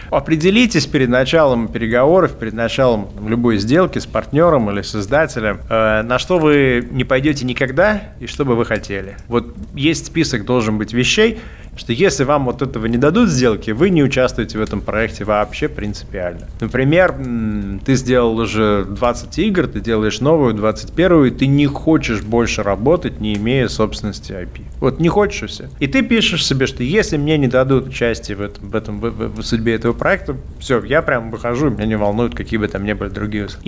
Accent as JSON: {"language": "Russian", "town": "Magnitogorsk", "region": "Chelyabinsk Oblast", "country": "Russia", "moved": "as an adult", "lives_now": "Vilnius, Lithuania", "said": "я приехал в Вильнюс из Магнитогорска."}